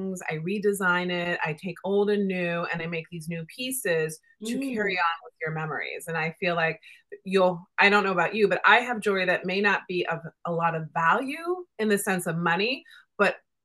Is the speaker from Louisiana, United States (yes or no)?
no; Indiana, United States; now in New York, United States; I'm a Midwest girl. I grew up in Indiana